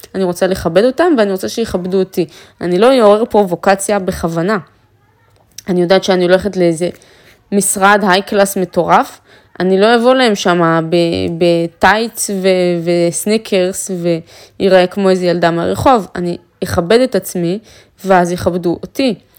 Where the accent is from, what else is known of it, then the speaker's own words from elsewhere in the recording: Afula, Northern District, Israel; moved away; אפריקית מעפולה, מהשכונה, מהבניין של עמידר